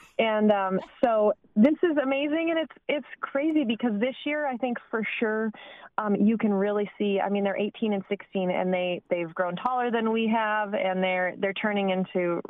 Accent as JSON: {"language": "English", "town": "Westport", "region": "New York", "country": "United States", "tie": "born or raised there", "moved": "yes", "lives_now": "Nebraska, United States", "said": "I grew up in Westport, New York, which is a little, it's like a map dot."}